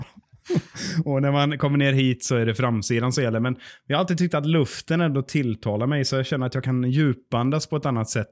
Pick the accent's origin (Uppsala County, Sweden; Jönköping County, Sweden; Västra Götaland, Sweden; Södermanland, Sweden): Västra Götaland, Sweden; Gothenburg; moved away; also born or lived in Stockholm; jag är ju en göteborgare